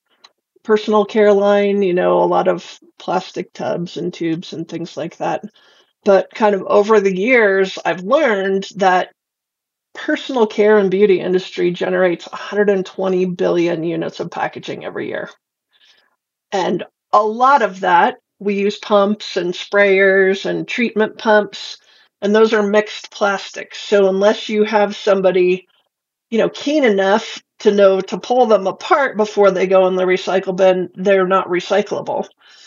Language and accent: English; Boulder, Colorado, United States; also born or lived in Golden, Colorado; I grew up in Boulder